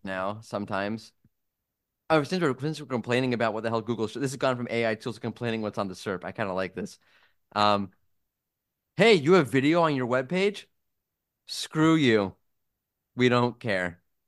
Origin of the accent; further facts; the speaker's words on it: New York, United States; moved away; As a New Yorker